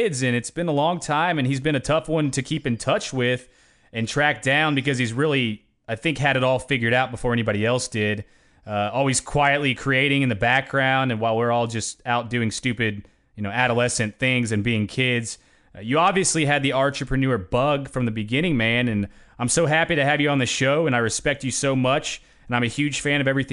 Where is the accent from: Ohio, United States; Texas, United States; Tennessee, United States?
Tennessee, United States; Knoxville; my hometown of Knoxville, Tennessee